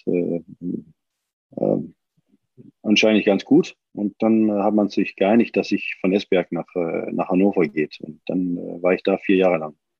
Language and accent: German; Denmark; moved away; ich bin ja auch Däne